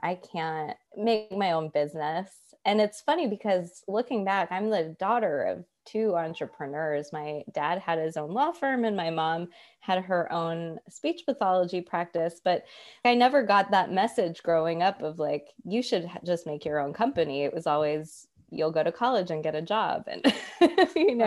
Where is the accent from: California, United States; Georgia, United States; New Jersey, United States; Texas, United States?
Georgia, United States; Atlanta; also born or lived in New York; I'm from Atlanta and I moved home